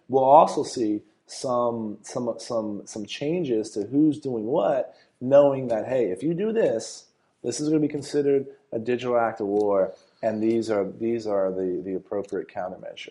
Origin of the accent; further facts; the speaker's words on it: San Antonio, Texas, United States; I was born and raised in San Antonio